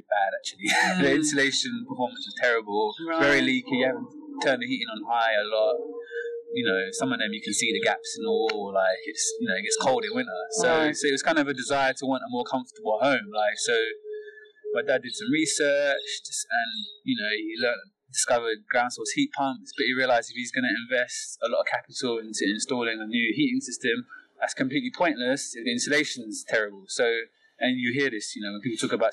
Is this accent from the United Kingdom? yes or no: yes; London, United Kingdom; as a Londoner